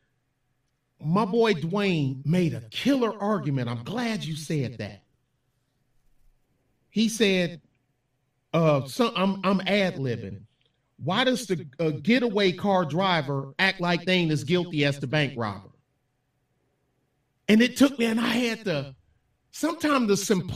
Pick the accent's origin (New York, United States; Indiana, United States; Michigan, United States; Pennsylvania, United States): Michigan, United States; Detroit; I'm from the West Side